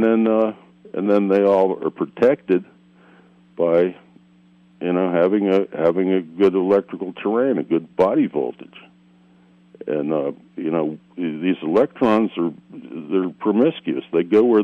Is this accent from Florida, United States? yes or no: yes; South Florida, United States; I grew up in South Florida